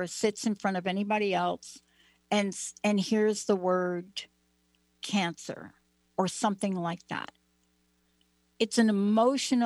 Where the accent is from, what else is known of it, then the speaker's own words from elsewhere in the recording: New Jersey, United States; I'm from New Jersey